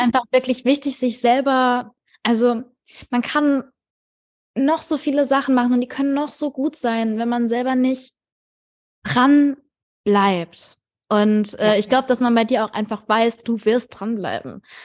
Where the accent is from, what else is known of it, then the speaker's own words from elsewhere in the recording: near Frankfurt, Hesse, Germany; ich komme tatsächlich auch aus der Nähe von Frankfurt